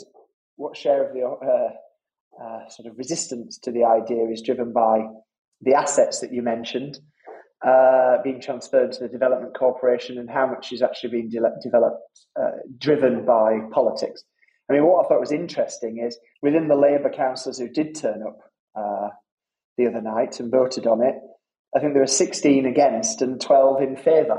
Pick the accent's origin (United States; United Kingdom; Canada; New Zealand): United Kingdom; Halifax, Yorkshire and the Humber; my old neighbours growing up in Halifax